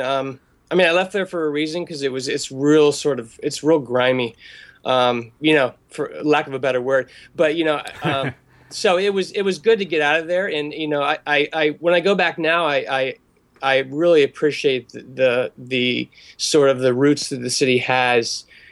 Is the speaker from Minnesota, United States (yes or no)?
no; Pittsburgh, Pennsylvania, United States; born there; also born or lived in Philadelphia area / Maryland / Delaware / California; But yeah, I was born in Pittsburgh, and I've sort of floated around my whole life. I lived mainly in the Northeast, like the Philadelphia area, Maryland, Delaware, Eastern Pennsylvania.